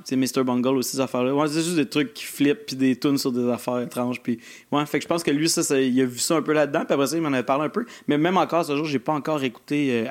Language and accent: French; Granby, Quebec, Canada; born or raised there